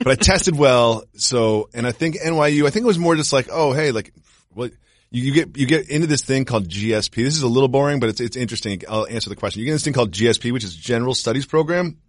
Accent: Amherst, Massachusetts, United States; moved away; also born or lived in New York; I grew up in, um, Amherst, Massachusetts

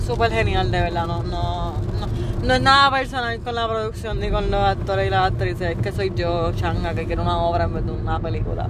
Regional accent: Puerto Rico

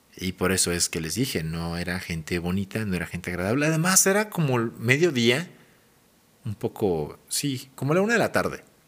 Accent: Mexico City, Mexico; moved away as an adult; now in Hidalgo, Mexico; haber nacido en Ciudad de México y haberme criado y desarrollado. Básicamente me formé en Ciudad de México y ya después vine a Hidalgo.

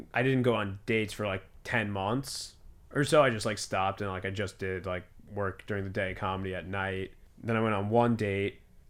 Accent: New Jersey, United States; moved away as an adult; also born or lived in New York City; now in New York, United States; I'm from New Jersey, and then I went to college, and then I lived in the city for 4 years

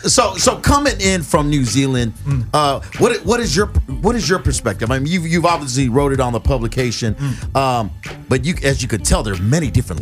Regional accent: Long Beach, California, United States; growing up in Long Beach, I grew up amongst a lot of African American or black folks, or, you know, just folks, people of color.

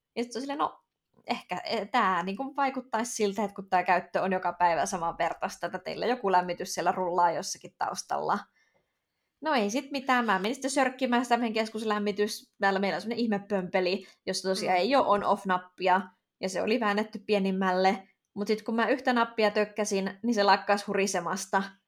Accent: Finland; moved away as an adult; mä tuun Suomesta

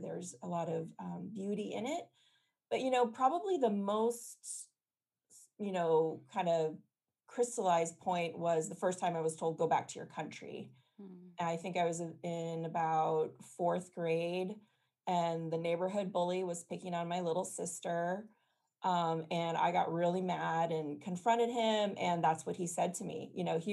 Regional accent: the Bay Area, California, United States; I grew up in California in the Bay Area

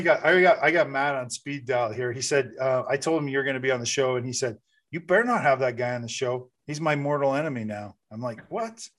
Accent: Canada; I'm, I'm Canadian

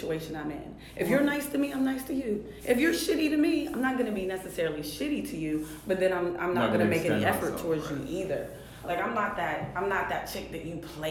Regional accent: Clairton, Pennsylvania, United States; moved away; I grew up in Pittsburgh, Pennsylvania. Not even a city

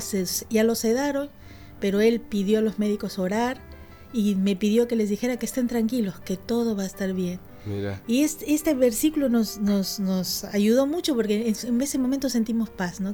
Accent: Lima, Peru; also born or lived in Iquitos, Peru; now in Buenos Aires, Argentina; Yo soy peruana, nací en Iquitos y bueno, me crié casi toda mi vida en Lima, en la capital del Perú, y ahora estoy acá.

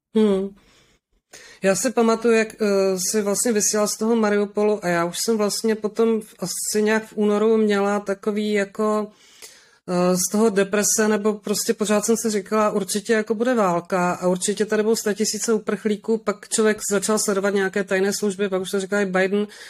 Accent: Moravian Wallachia, Zlín Region, Czechia; já jsem taky z Valašska

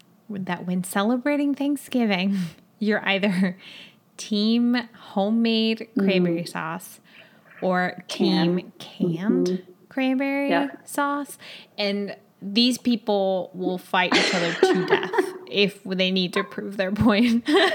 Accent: Chile; English is a second language; I'm from Chile, and Christmas is in the middle. It's like in the beginning of summer here.

